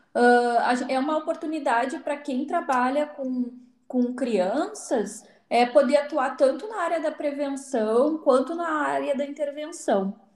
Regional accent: Alegrete, Rio Grande do Sul, Brazil; moved away as an adult; eu sou do Alegrete, né? Que é próximo de Santa Maria.

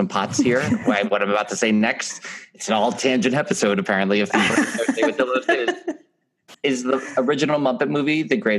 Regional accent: New York, United States; accent: New York; My New York accent is all over the place.

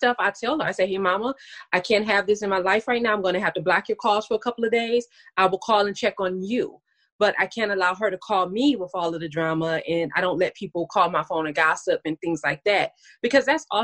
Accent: Detroit, Michigan, United States; now in Dallas, United States; I am actually from Detroit, Michigan, but I live in Dallas, Texas currently

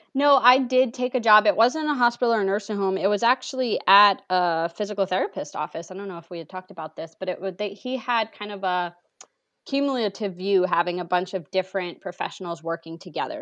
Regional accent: New England, United States; I'm originally from New England

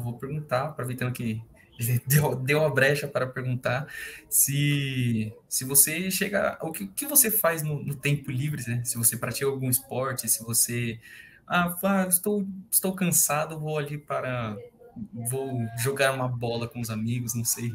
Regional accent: Brazil; a gente como brasileiro

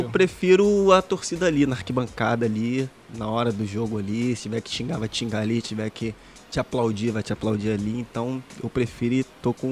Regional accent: Rio de Janeiro, Brazil; Eu sou de Jacarepaguá

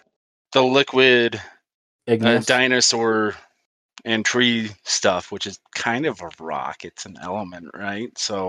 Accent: Utah, United States; We're all from Utah.

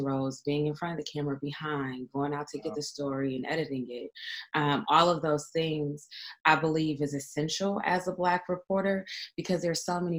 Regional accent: San Francisco, California, United States; also born or lived in Oakland / Richmond; I grew up in San Francisco and lived in parts of Oakland and Richmond and other outlying cities here in the Bay Area

